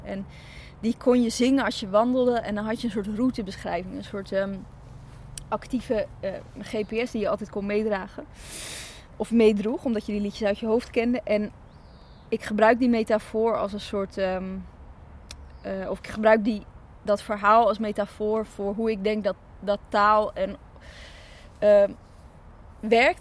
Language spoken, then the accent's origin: Dutch; Zaandam, North Holland, Netherlands; born or raised there; also born or lived in Chile